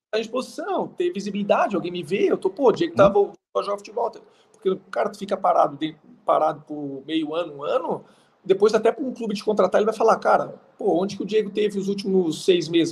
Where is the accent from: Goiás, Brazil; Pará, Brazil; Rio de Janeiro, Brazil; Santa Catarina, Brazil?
Santa Catarina, Brazil; Águas Mornas; moved away as an adult; also born or lived in Qatar; now in United Arab Emirates; A cidade se chama Águas Mornas, eu nasci lá, minha família